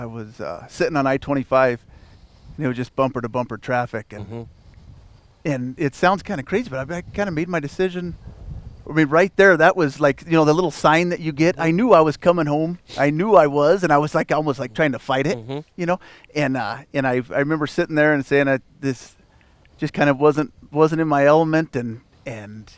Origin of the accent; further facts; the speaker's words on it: Avondale, Colorado, United States; I was born and raised in Avondale, Colorado